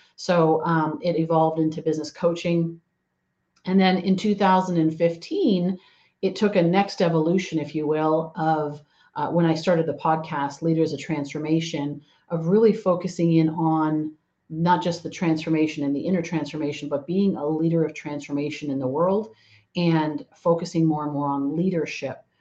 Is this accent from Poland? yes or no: no; Canada; now in San Diego, United States; I am uh, originally from actually from Canada, and now I live down in sunny Southern California in uh, San Diego